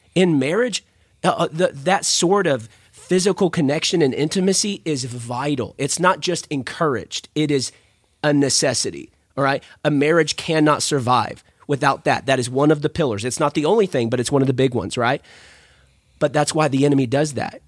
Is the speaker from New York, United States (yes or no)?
no; San Angelo, Texas, United States; I'm from San Angelo, Texas